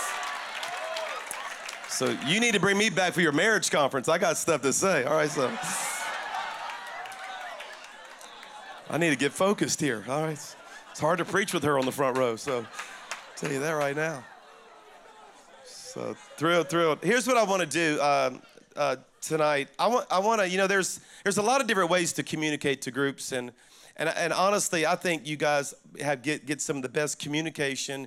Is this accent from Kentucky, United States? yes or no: no; South Louisiana, United States; moved away as an adult; now in Alabama, United States; I'm actually a Cajun from South Louisiana